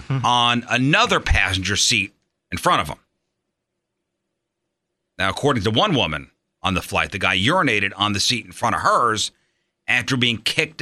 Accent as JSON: {"language": "English", "town": "New York City", "region": "New York", "country": "United States", "tie": "born or raised there", "moved": "yes", "lives_now": "St. Louis, United States", "said": "growing up in the New York City area"}